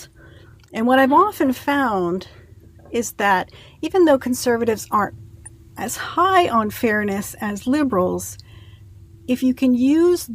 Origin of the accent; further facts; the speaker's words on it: New Jersey, United States; moved away as an adult; now in Indiana, United States; I grew up in New Jersey